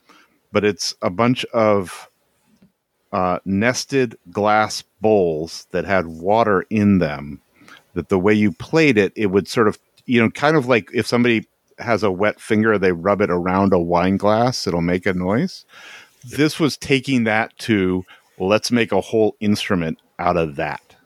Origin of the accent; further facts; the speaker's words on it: Owego, New York, United States; I grew up, my hometown is Owego, New York